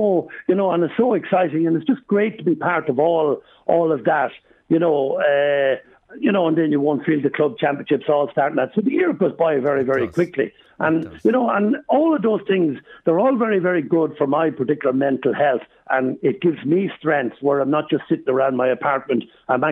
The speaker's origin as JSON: {"language": "English", "country": "Ireland", "tie": "born or raised there", "moved": "yes", "said": "I was born in Rathmullen"}